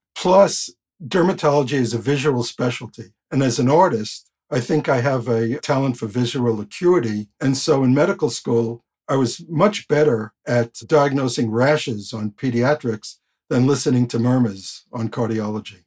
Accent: New York City, New York, United States; When I grew up in Queens in the nineteen fifties and sixties

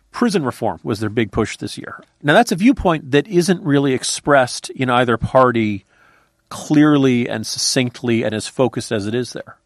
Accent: Virginia, United States; My home state of Virginia

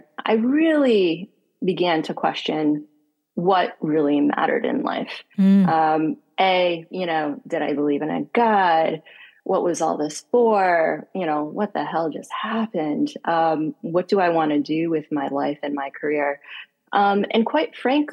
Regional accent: Northeast United States, United States; moved away; also born or lived in Washington, D.C. / Geneva; Born and raised in Northeast in the United States

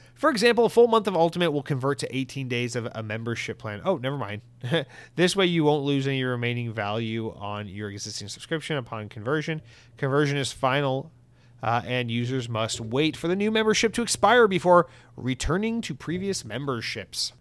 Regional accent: United States; I'm fucking American

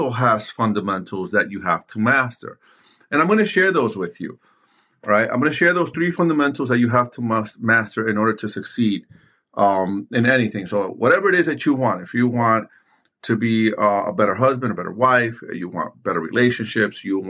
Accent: New York City, New York, United States; I grew up in New York City in the early 90s, late 80s, playing basketball in the streets.

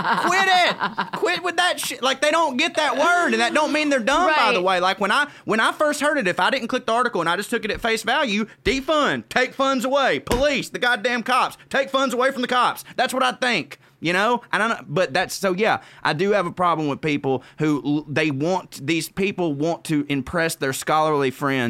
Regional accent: the South, United States; accent: Southern; because woe is me, little southern white man or whatever, but like anytime, you know, when people hear my accent

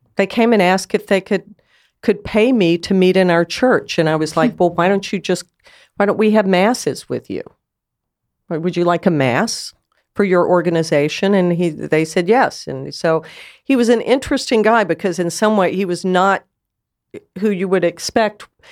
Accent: United States; I'm an American

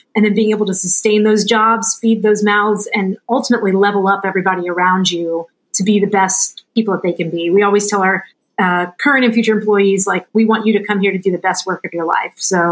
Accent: New Orleans, Louisiana, United States; moved away; I was born and raised in New Orleans in a really small, like, if you know the show Swamp People, those are my people.

